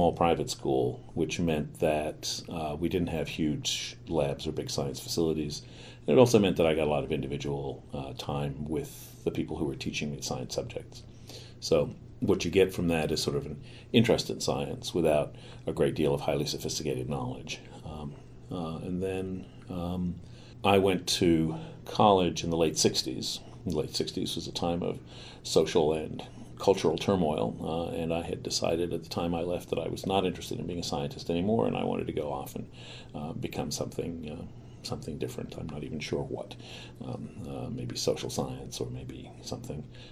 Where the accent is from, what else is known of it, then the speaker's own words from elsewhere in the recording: New York, United States; I grew up in New York, in Manhattan, Midtown